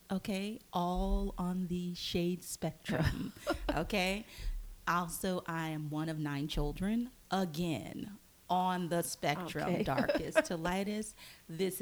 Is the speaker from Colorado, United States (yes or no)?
no; North Louisiana, United States; moved away; I am from a very small town in Louisiana, North Louisiana, nowhere near New Orleans